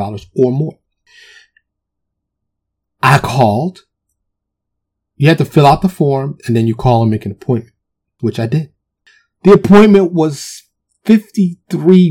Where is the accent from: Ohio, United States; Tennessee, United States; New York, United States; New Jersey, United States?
New York, United States; New York City; now in Texas, United States; I'm from New York, even though I live in Texas now, born and raised in New York, specifically Harlem and the Bronx